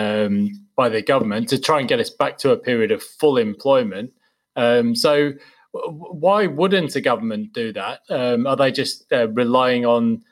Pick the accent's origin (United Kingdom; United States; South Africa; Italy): United Kingdom; England; I was growing up in England